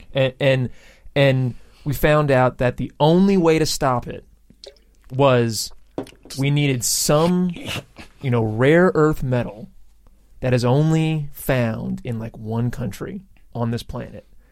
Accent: Louisiana, United States; I'm from Louisiana

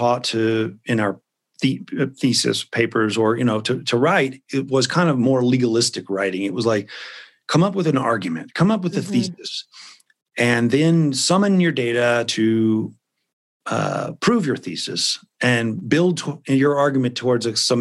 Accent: Memphis, Tennessee, United States; I grew up in Memphis

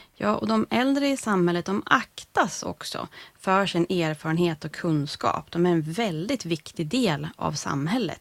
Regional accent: Sweden; den här svenska glesbygden där jag växte upp

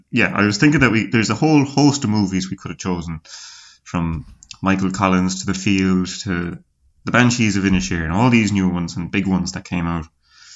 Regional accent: Galway, Connacht, Ireland

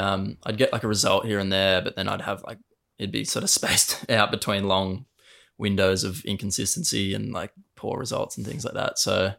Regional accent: Burleigh Heads, Queensland, Australia; obviously. I'm from Burley and I surf, I guess.

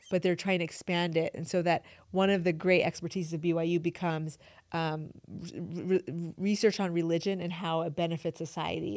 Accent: upstate New York, United States; also born or lived in Iran / Utah; I grew up in upstate New York

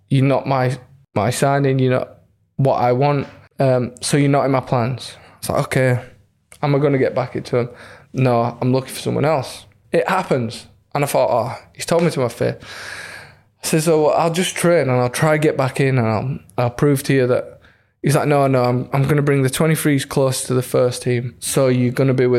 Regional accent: Leeds, Yorkshire and the Humber, United Kingdom; it's my hometown club

